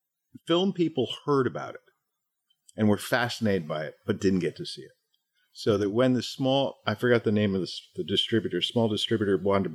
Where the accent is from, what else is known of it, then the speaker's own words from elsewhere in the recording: Boston, Massachusetts, United States; growing up in Boston